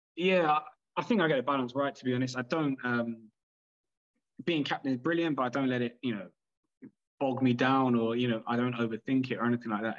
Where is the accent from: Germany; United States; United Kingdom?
United Kingdom; London; I grew up in London